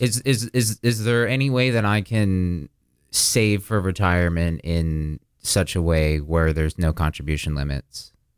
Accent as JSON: {"language": "English", "region": "Florida", "country": "United States", "tie": "born or raised there", "also_born_or_lived": "Burlington, Vermont / Boston", "said": "I was born in Burlington, Vermont. Um, I spent very little of my life up there, rather immediately moved down to Florida. Um, I've spent most of my life in Florida."}